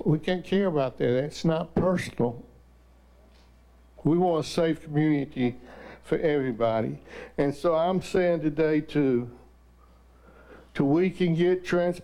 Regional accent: the South, United States; growing up in the South

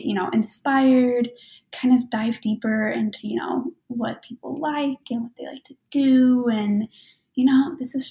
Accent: Tennessee, United States; moved away; I'm originally from Tennessee

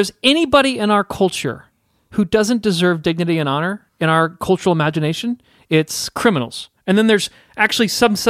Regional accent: Southport, Indiana, United States; I grew up in Southport, which is, I don't know, 10 miles, 10 miles north of Franklin. You know, both of us were really close to Whiteland, Indiana

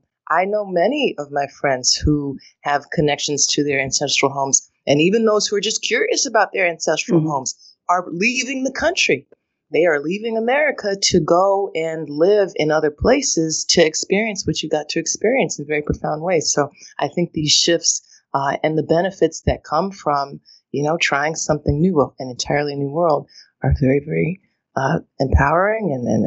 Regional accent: United States; when I leave the country, I am spotted as an American first, and that really changed so much of how I understood the power that, to your point, I had taken for granted, that just comes with, you know, being raised in this place.

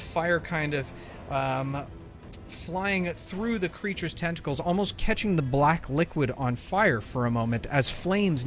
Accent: Canada; I'm Canadian

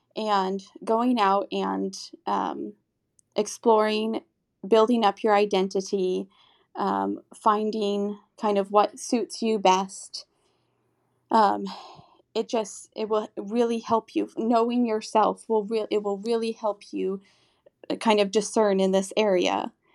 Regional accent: Texas, United States; moved away as an adult; also born or lived in Austria; now in Rome, Italy; I'm from Texas, but I'm currently living in Rome right now

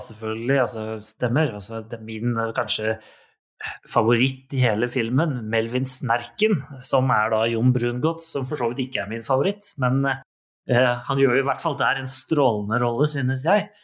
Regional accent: Norway; Vi er nordmenn.

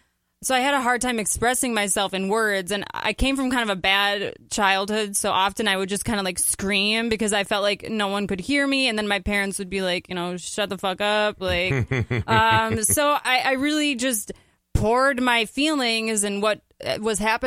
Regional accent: Edina, Minnesota, United States; also born or lived in St. Paul, Minnesota; I'm from Edina, Minnesota

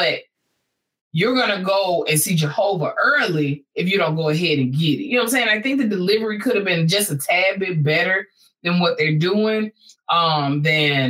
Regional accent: Texas, United States; I'm a Texan by blood

